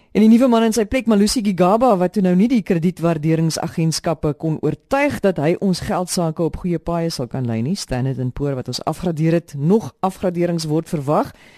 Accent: South Africa; Ons is Suid-Afrikaners

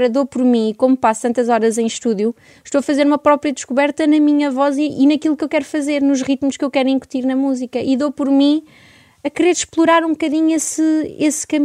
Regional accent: Coimbra, Coimbra District, Portugal; born there; e eu nasci em Coimbra, tenho um irmão

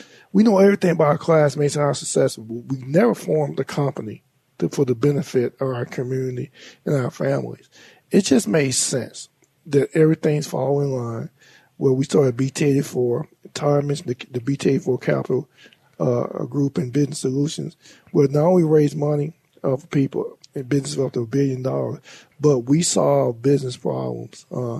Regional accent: Monroe, Louisiana, United States; It's just us growing up in Booker T using our talents that we have developed over time.

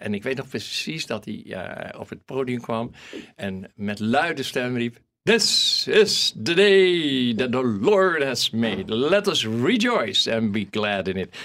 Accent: Netherlands; accent: Hollands; mijn Hollandse accent

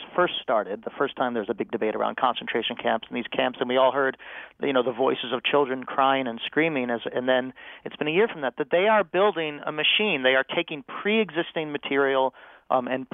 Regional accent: United States; I have a different kind of claim as an American Jew.

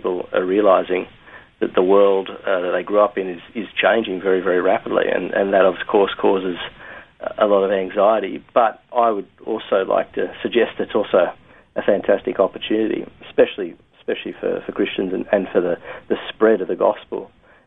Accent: Sydney, New South Wales, Australia; moved away as an adult; also born or lived in Buenos Aires, Argentina / Philippines; I'm from Australia originally, from Sydney, born and bred, but have been living in Buenos Aires

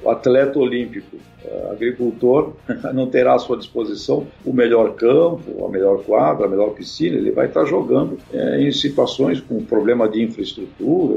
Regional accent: Santos, São Paulo, Brazil; eu nasci em Santos, né, e tive uma, uma infância bastante complicada

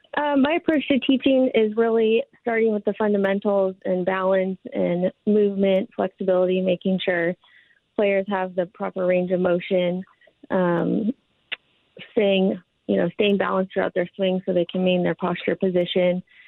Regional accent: Minnesota, United States; also born or lived in Nevada / Portland; now in Oregon, United States; I grew up in Minnesota playing high school golf

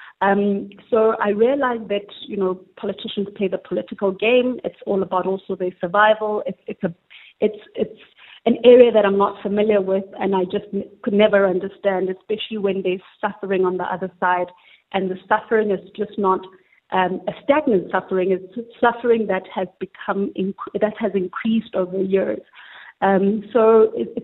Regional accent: South Africa; we, as the South African consumers

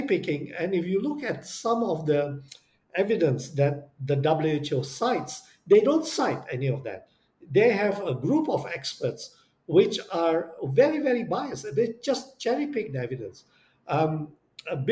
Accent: Indonesia; I come from Indonesia

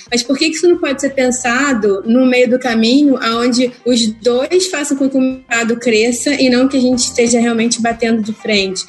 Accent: Brazil; a gente é brasileiro

